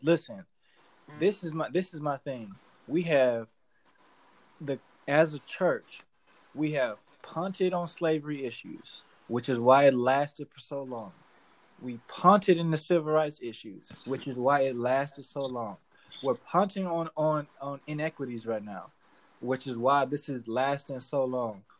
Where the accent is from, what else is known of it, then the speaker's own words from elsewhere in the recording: Cleveland, Ohio, United States; I'm from Cleveland.